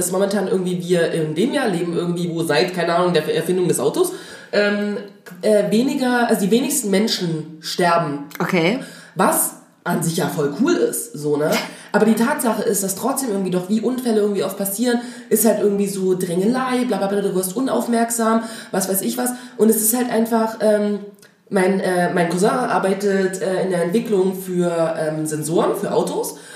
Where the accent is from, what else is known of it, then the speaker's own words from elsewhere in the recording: Dresden, Saxony, Germany; now in Berlin, Germany; ich komme aus Dresden